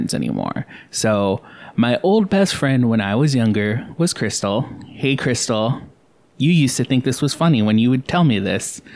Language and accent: English; Gilbert, Arizona, United States; We grew up in Gilbert when it was poor.